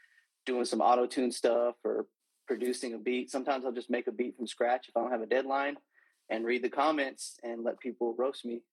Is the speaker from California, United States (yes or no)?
yes; Fresno, California, United States; I'm from Fresno, California, born and raised, the 559